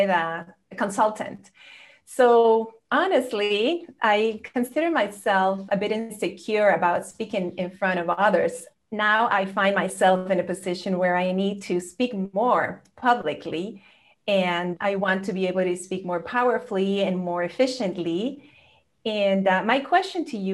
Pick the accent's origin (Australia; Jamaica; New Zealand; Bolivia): Bolivia; also born or lived in Vero Beach, Florida; now in Santa Cruz, Bolivia; I'm from Bolivia